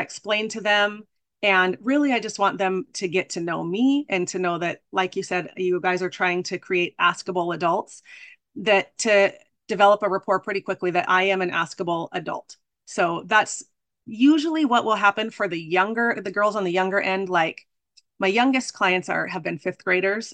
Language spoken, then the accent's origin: English; Arizona, United States; I'm from Arizona